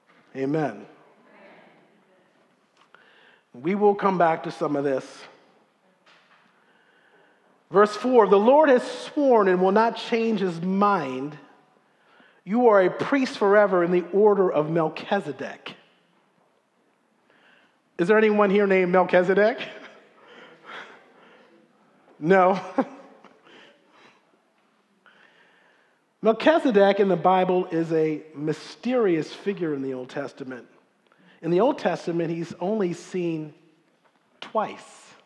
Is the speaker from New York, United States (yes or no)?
no; Silver Spring, Maryland, United States; growing up in Silver Spring